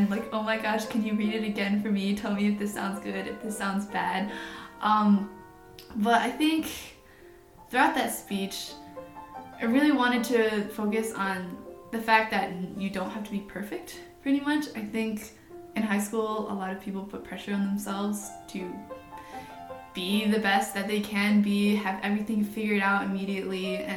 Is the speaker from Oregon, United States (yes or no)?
no; Canton, Michigan, United States; I'm from Canton, Michigan, which is just outside of Ann Arbor, so it's not much of a big move for me.